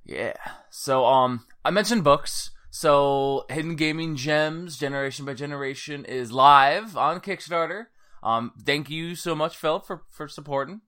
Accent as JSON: {"language": "English", "town": "Cedar Lake", "region": "Indiana", "country": "United States", "tie": "born or raised there", "said": "I'm from Cedar Lake, Indiana, so it's like the last cornfield or the last town before the cornfields"}